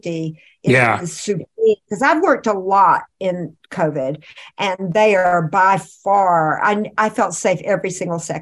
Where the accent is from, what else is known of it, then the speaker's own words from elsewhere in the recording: Wilmington, North Carolina, United States; moved away; also born or lived in Charlotte, North Carolina; I lived there for a few years before we moved to Wilmington, and then I grew up in Wilmington